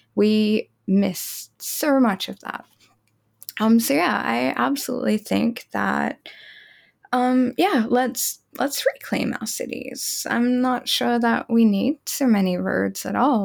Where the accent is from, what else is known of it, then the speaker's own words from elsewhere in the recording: Australia; I grew up in Australia